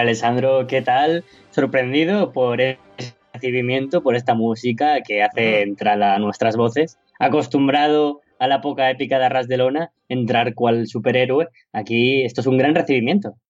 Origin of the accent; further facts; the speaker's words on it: Spain; en mi país, en España